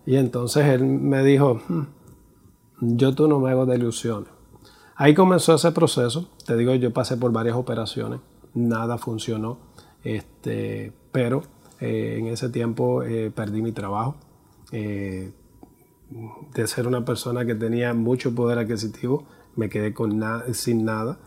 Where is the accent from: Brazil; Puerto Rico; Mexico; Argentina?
Puerto Rico; soy puertorriqueño, tengo 50 años